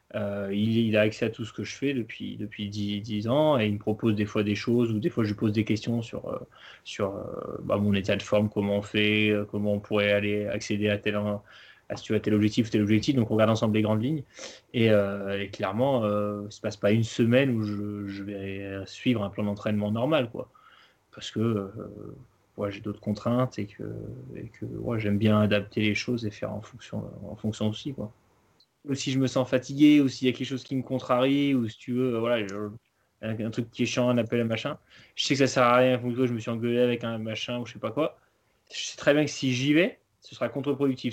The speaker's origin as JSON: {"language": "French", "town": "Chambéry", "region": "Auvergne-Rhône-Alpes", "country": "France", "tie": "born or raised there", "said": "j'ai grandi vers Chambéry"}